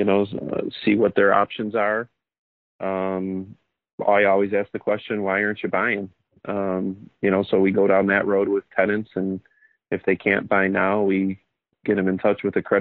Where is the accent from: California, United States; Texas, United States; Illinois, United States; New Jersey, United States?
Illinois, United States; Oak Lawn; So Southside guy, born and raised in Oaklawn. Now I raise my family here in Oaklawn